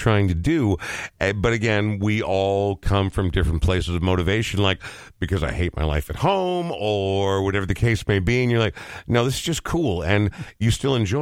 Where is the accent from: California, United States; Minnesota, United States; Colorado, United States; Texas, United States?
Minnesota, United States; So I'm a Minnesota boy for life as well